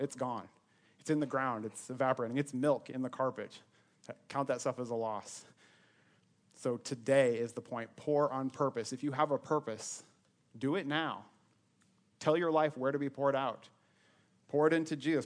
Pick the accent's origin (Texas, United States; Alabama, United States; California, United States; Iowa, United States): Iowa, United States; Sioux Center; moved away as an adult; also born or lived in Ames, Iowa; I was born and raised in Northwest Iowa Sioux Center, twenty-three years of my life. That's where I grew up